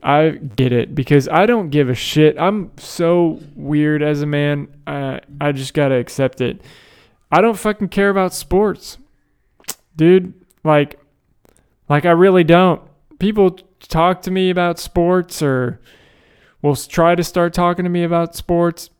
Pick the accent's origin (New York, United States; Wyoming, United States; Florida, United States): Florida, United States; Tampa; I'm from Tampa